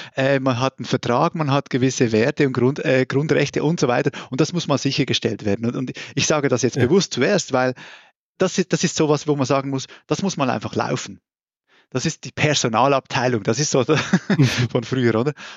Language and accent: German; Switzerland; accent: Swiss; moved away as an adult; also born or lived in Brazil / United States; now in Germany; wie man wahrscheinlich auch hört, äh, komme ich aus der Schweiz. Ähm, ich habe dann irgendwann mal aufgehört zu sagen, nein, ich rede nicht Schweizerdeutsch, das ist mein Hochdeutsch